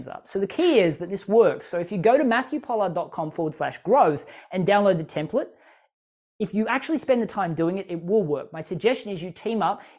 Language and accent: English; Australia; as an Australian, I can speak kind of quickly